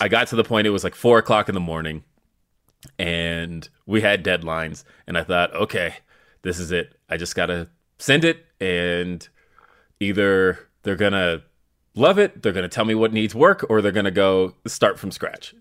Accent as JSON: {"language": "English", "town": "Denver", "region": "Colorado", "country": "United States", "said": "I'm from Denver"}